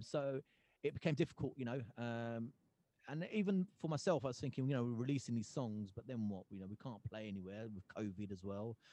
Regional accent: Gravesend, South East England, United Kingdom; moved away as an adult; also born or lived in Hoshiarpur, India; now in Yorkshire, United Kingdom; that's where I grew up in Gravesend. I became a Gravesend boy

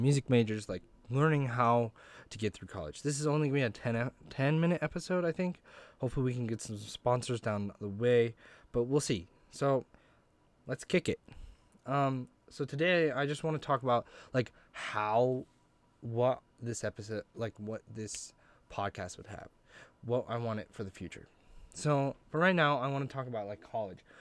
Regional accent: Grangeville, Idaho, United States; I'm originally from Grangeville, Idaho

